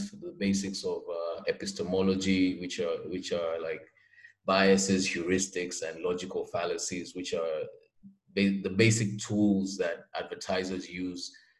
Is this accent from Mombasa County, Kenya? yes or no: yes; Mombasa, Mombasa County, Kenya; I'm from Mombasa, Kenya